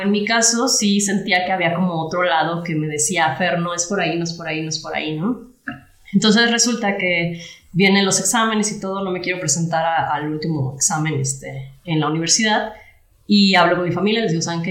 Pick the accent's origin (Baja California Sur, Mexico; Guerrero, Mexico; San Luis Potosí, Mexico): San Luis Potosí, Mexico; Rioverde; moved away as an adult; yo soy de Río Verde